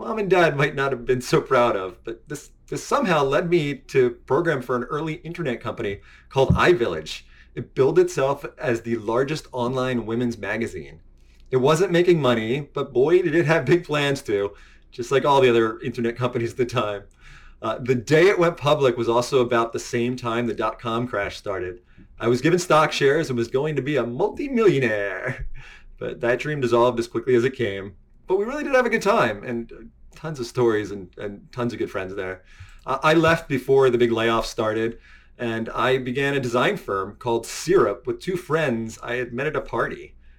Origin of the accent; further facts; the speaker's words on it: United States; moved away as an adult; also born or lived in New York City; I was born and raised just outside of Washington, D.C.